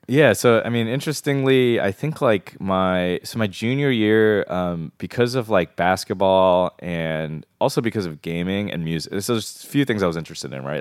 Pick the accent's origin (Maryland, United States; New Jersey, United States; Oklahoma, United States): Maryland, United States; from the D C area, um, uh, everyone in Maryland says we're from D C